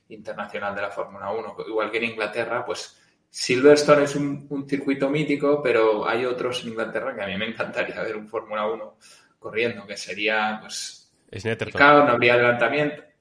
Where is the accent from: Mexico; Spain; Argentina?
Spain; Barcelona, Catalonia; yo que soy catalán, soy de Barcelona